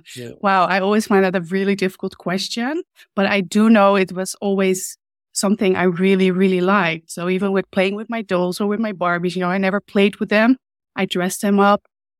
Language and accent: English; Hoofddorp, North Holland, Netherlands; Well, it was more like a town, to be honest. I mean, now it's all big and fancy and there's a lot going on. But when I grew up, yeah, it wasn't really a lot.